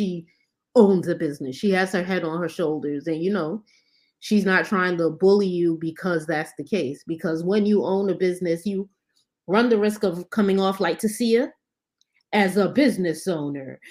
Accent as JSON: {"language": "English", "town": "New York City", "region": "New York", "country": "United States", "tie": "born or raised there", "also_born_or_lived": "Barbados", "said": "I'm from the Northeast Bronx"}